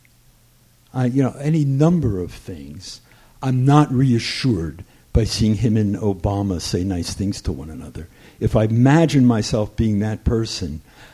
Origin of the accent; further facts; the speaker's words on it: New Jersey, United States; I grew up in New Jersey near Fort Monmouth